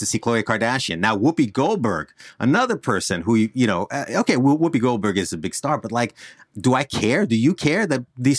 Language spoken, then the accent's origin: English; New Jersey, United States; accent: Jersey; The accent that I can turn off is the Jersey accent. I'm from Northern New Jersey.